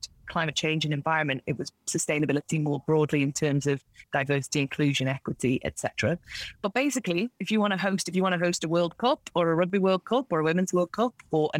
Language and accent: English; Isle of Man; also born or lived in South London; now in London, United Kingdom; the beach where I grew up in the Isle of Man, because I live now in South London